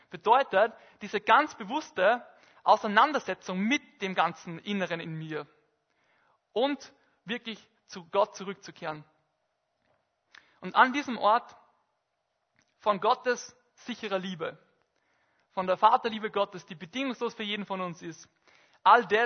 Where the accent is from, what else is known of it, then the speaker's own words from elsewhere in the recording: Bad Goisern, Upper Austria, Austria; in Bad Gäusern, in meinem Heimatort, ähm, am Saarstein, in einer Almhütte